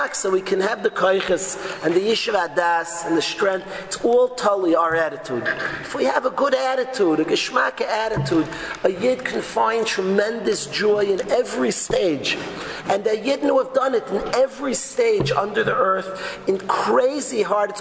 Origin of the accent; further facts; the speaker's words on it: New York, United States; I'm a New Yorker. I'm not a Los Angeles, Florida guy